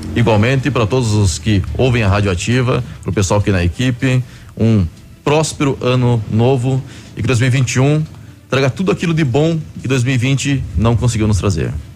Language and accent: Portuguese; Curitiba, Paraná, Brazil; born or raised there; moved away as an adult; now in Pato Branco, Brazil